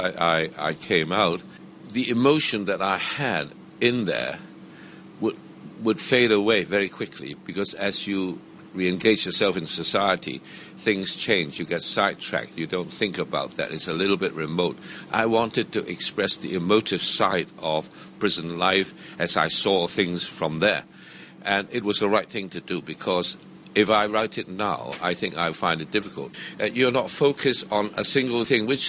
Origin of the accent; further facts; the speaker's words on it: Hong Kong; also born or lived in Macau; I was born in Hong Kong. I believe I was one of those rare people born at home